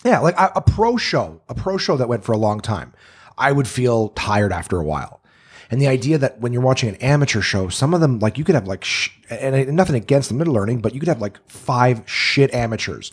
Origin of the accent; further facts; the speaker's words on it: Canada; I'm Canadian